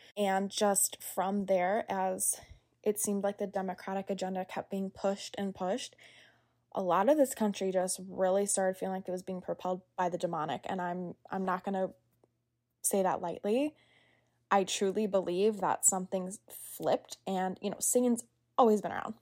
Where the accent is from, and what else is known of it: United States